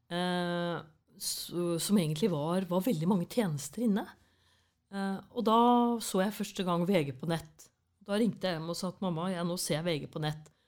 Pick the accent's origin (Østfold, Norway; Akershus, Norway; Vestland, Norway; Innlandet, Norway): Østfold, Norway; Fredrikstad; accent: Fredrikstad dialect; moved away; Jeg er fra Kråkerøy. Det er en øy Eh, på vei til Hvaler.